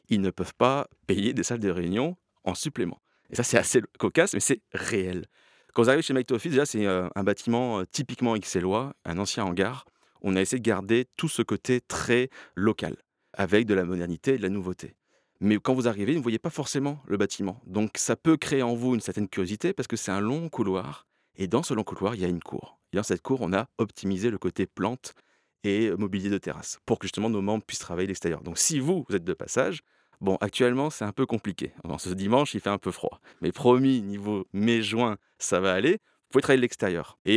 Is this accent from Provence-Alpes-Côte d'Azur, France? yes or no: yes; Toulon, Provence-Alpes-Côte d'Azur, France; also born or lived in Canada; je suis quand même français. J'ai vécu 10 ans au Canada, mais je suis français. On en a parlé, c'est pour ça que je te fais le clin d'œil. J'ai coupé mon accent, ok, venant de Toulon.